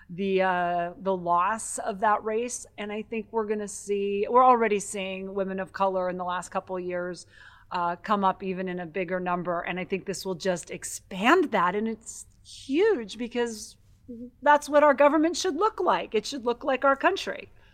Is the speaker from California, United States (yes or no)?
no; Butte, Montana, United States; moved away; also born or lived in Minnesota; I grew up in Butte, Montana.